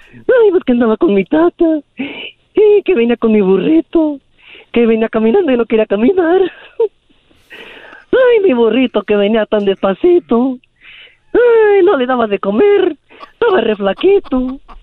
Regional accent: Guadalajara, Jalisco, Mexico; also born or lived in Zacatecas; now in Modesto, United States; soy de allá de Jalisco y Zacatecas

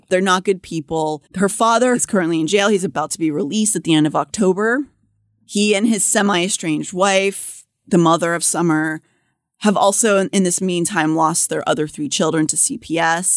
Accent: Pittsburgh, Pennsylvania, United States; moved away; growing up in Pittsburgh

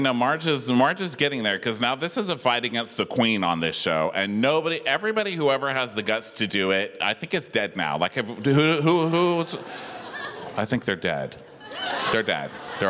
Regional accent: El Paso, Texas, United States; I'm from El Paso, and I was raised on Telemundo

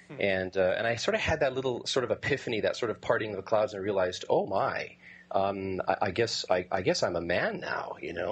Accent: Winnipeg, Manitoba, Canada; I'm in Winnipeg, Canada.

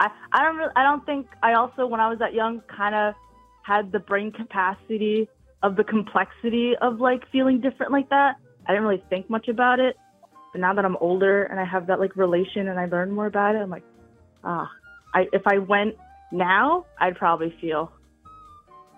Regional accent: United States; also born or lived in China; I am a adoptee from China, so I was adopted in China when I was like a baby, and then I moved to America

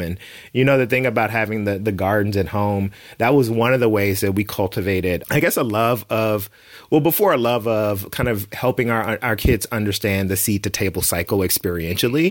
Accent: the South, United States; growing up in the South

